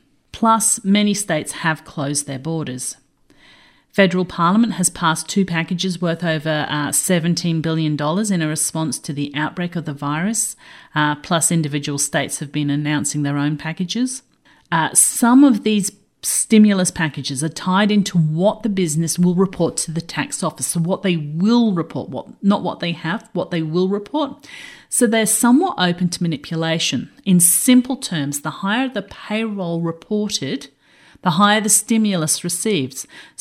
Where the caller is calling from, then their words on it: Brisbane, Queensland, Australia; I'm dialing in from Brisbane, Australia.